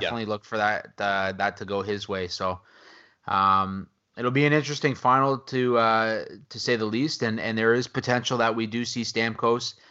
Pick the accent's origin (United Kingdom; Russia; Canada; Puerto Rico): Canada; as a Canadian